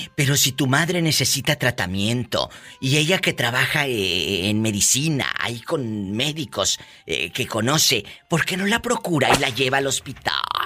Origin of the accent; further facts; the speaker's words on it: Matamoros, Tamaulipas, Mexico; moved away; ahí en mi tierra, en Matamoros, Tamaulipas